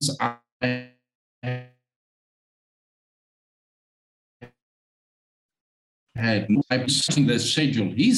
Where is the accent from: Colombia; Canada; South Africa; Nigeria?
South Africa; English is a second language; I'm from Africa. English is not my first language.